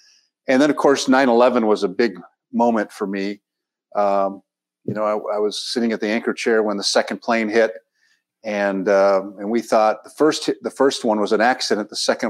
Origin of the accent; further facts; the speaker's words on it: San Diego, California, United States; now in Los Angeles, United States; I spent a bit of time in San Diego, my hometown, working as a reporter. Got a job at CBS News in New York.